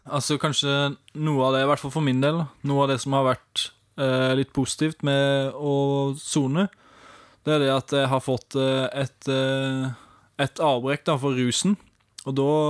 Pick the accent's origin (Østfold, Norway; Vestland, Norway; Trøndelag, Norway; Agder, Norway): Agder, Norway; Arendal; jeg kommer fra nabobyen rett ved sida, Arendal